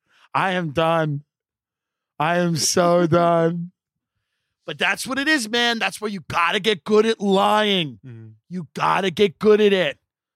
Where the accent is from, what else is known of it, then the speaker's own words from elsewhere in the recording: Long Island, New York, United States; now in Los Angeles, United States; I'm clearly from Long Island. I'm clearly from New York.